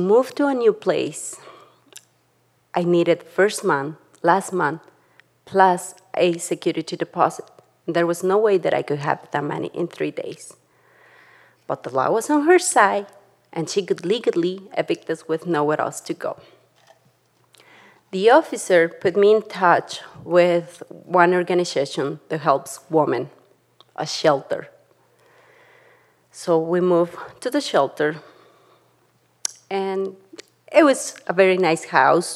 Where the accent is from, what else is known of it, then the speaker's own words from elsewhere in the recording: Tlaxcala, Mexico; now in Jackson, United States; I grew up in Tlaxcala, Mexico, with my mom